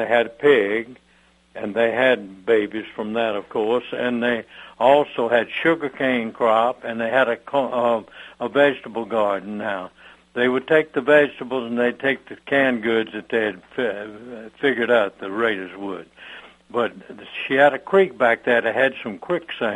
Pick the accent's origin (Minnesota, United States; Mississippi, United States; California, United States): Mississippi, United States; Brookhaven; my hometown of Brookhaven